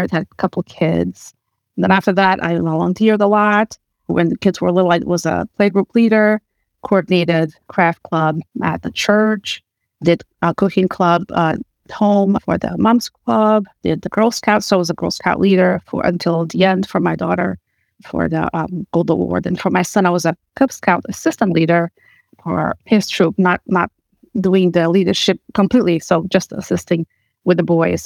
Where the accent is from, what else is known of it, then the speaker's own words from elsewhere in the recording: Portugal; moved away as an adult; now in United States; I grew up in Portugal, came here to study in the U.S.